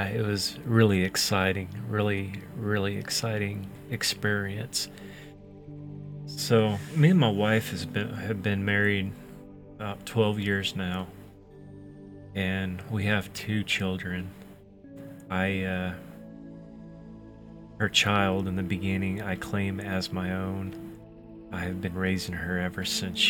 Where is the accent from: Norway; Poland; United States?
United States; Oklahoma; I'm from Oklahoma